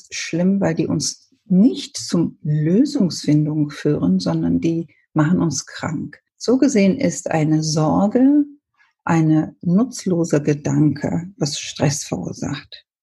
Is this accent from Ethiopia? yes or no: yes; Ethiopia; German is a second language; Ich bin ja ursprünglich, äh, komme ich aus Äthiopien. Mein Vater ist Inder, deshalb meine Mutter Äthiopien. Wir haben, wir sind als Kinder englischsprachig aufgewachsen.